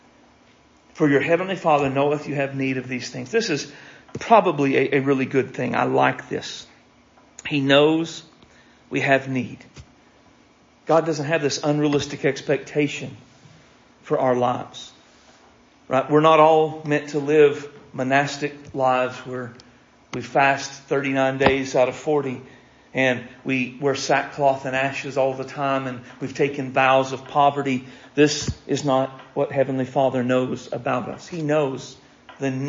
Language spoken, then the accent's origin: English; United States; I am an American